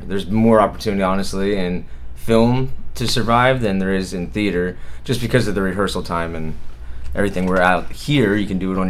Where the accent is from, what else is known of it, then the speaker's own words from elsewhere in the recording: Jersey Shore, Pennsylvania, United States; also born or lived in Pittsburgh; from Pennsylvania, a very, very, very small town called Jersey Shore, Pennsylvania, and no, it's not New Jersey.